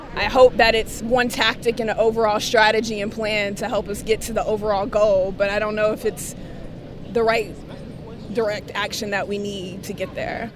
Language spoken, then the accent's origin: English; the South, United States; now in Seattle, United States; I'm from the South, born and raised. I'm a Southern girl